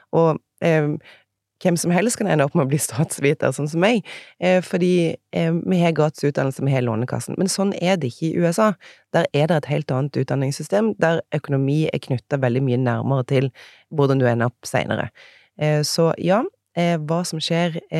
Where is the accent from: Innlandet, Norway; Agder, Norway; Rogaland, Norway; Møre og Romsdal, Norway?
Rogaland, Norway; Egersund; accent: Egersund dialect; moved away as an adult; also born or lived in Bergen; now in Oslo, Norway; Så jeg, dialekten min er fra Egersund. Der kommer jeg ifra